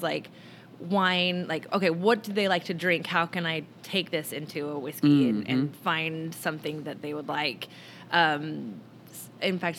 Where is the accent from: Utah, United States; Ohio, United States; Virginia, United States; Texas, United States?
Utah, United States; a suburb of Salt Lake; now in Chicago, United States; growing up in Utah